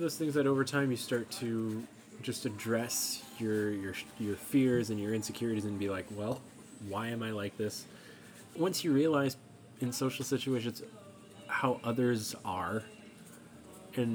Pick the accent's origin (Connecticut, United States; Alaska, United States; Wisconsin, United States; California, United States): Alaska, United States; Growing up in Alaska